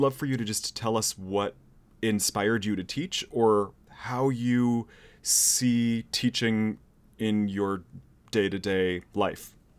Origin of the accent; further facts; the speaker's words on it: San Jose, California, United States; moved away; I am also from San Jose